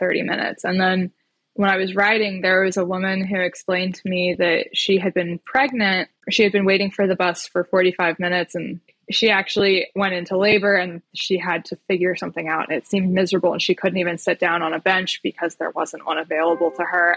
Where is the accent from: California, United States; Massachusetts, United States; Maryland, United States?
Maryland, United States; right outside of Baltimore; also born or lived in Bethesda, Maryland; now in Richmond, United States; I grew up right outside of Baltimore